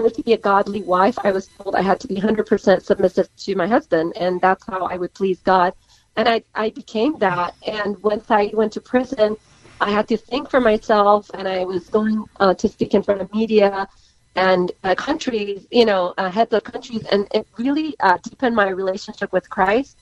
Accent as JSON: {"language": "English", "country": "United States", "tie": "born or raised there", "said": "I was raised in America pretty much since 9"}